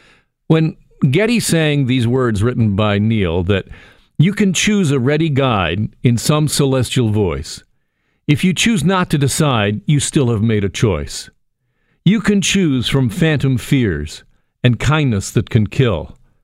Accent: Burlington, Ontario, Canada; But for me, as a young suburban kid growing up in Burlington, the albums of … and the music of … helped shape me in a way that is difficult to describe. I was raised in a religious family

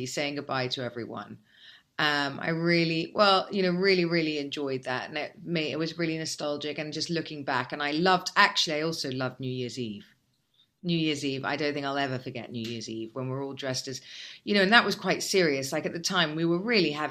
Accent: England, United Kingdom; now in Dubai, United Arab Emirates; We're English

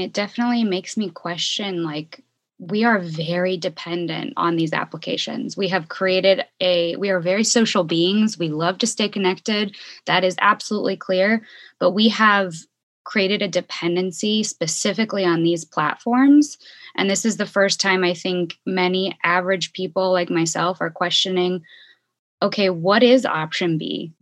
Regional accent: Bay Area, California, United States; moved away as an adult; also born or lived in Chicago; now in Ecuador; I'm originally from the Bay Area and went to school in Chicago.

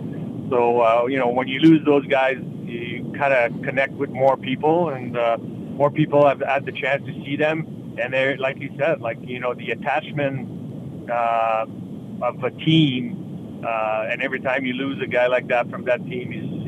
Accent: Quebec City, Quebec, Canada; I'm a kid from Quebec City.

